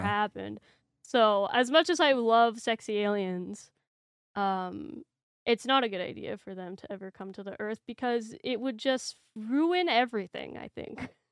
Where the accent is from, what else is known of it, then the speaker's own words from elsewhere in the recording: Canada; being a Canadian